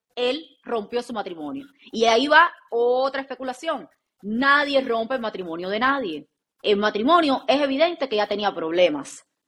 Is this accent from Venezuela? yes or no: no; Cuba; soy cubana